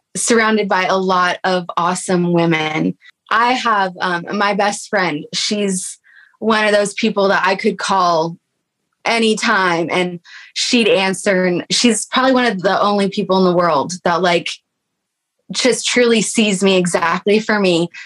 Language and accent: English; Texas, United States; we grew up like maybe um, an hour or two away from each other uh, growing up in Texas.